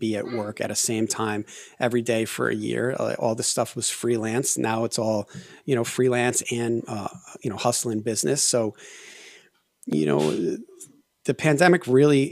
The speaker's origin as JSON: {"language": "English", "region": "Connecticut", "country": "United States", "tie": "born or raised there", "also_born_or_lived": "Colorado / Los Angeles", "moved": "as an adult"}